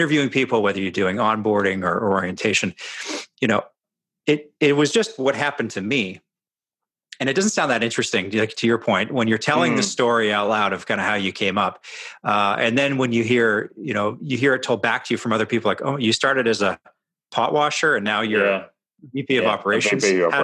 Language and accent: English; Edmonton, Alberta, Canada; I grew up in Canada, not far from the Montana border. So those that kind of know the geography of North America, in Edmonton, Alberta.